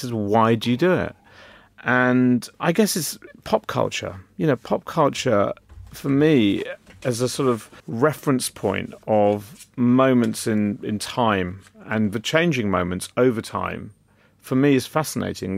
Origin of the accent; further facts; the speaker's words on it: London, United Kingdom; I was very lucky being born and brought up in London